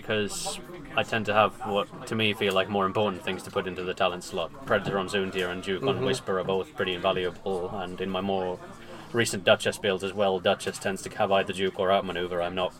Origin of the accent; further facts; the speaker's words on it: Birmingham, West Midlands, United Kingdom; I'm from Birmingham, UK, who won System Opens on exactly the same day.